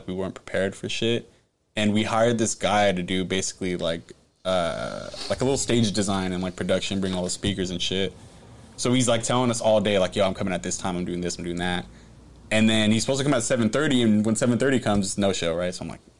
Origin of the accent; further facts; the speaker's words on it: San Jose, California, United States; also born or lived in Campbell, California; born and raised in San Jose.